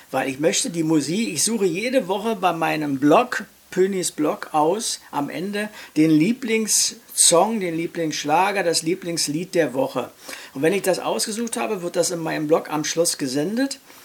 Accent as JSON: {"language": "German", "region": "Berlin", "country": "Germany", "tie": "born or raised there", "said": "Ich bin geboren in Charlottenburg, ich lebe in Charlottenburg und hier befriede ich meinen Alltag"}